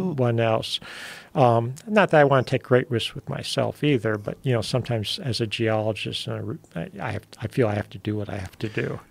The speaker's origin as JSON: {"language": "English", "country": "United States", "said": "I'm American"}